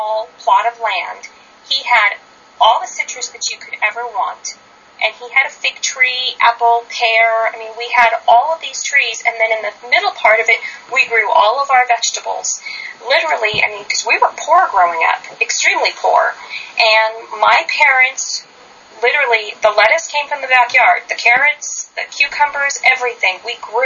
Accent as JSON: {"language": "English", "town": "San Luis Obispo", "region": "California", "country": "United States", "tie": "born or raised there", "also_born_or_lived": "Fresno, California", "moved": "as an adult", "lives_now": "Oregon, United States", "said": "I grew up in San Luis Obispo, California"}